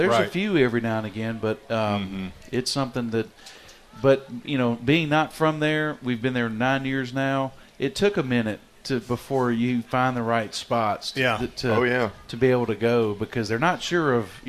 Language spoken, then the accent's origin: English; the South, United States; Because this is neat, but you know, I'm from the South, and I know how that goes.